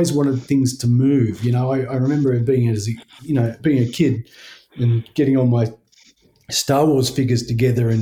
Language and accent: English; Blue Mountains, New South Wales, Australia; moved away as an adult; also born or lived in Sydney; now in Tasmania, Australia; I grew up in the Blue Mountains